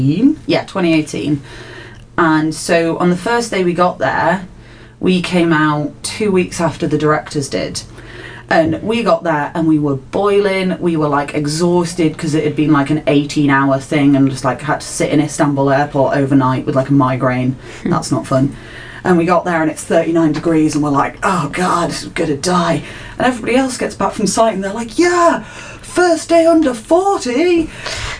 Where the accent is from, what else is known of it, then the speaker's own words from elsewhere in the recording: Lake District, North West England, United Kingdom; I'm from the Lake District